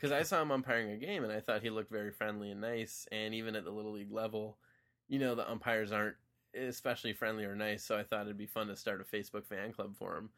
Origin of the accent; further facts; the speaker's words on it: Wilmette, Illinois, United States; moved away; also born or lived in New York City; back in my hometown, Wilmette, Il, Illinois